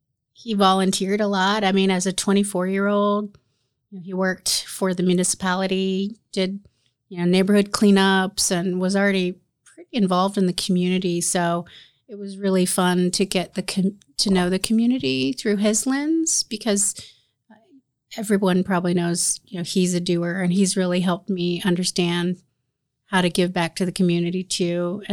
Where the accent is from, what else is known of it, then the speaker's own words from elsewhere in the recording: Indiana, United States; now in Marion, United States; So we moved back, and I grew up primarily in Madison County. I went to Anderson Highland, and then I went to Ball State from there.